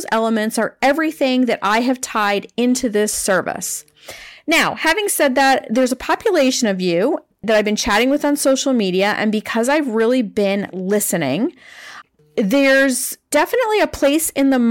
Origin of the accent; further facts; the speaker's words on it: Maine, United States; I grew up in Maine, and I grew up in a lovely suburb.